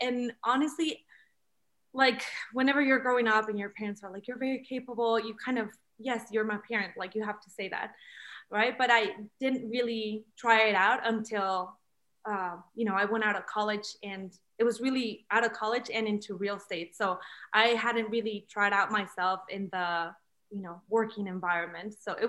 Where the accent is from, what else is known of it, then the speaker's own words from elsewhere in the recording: Mexico; now in United States; my studies were not recognized here because I'm from Mexico. So I got my degree from Mexico.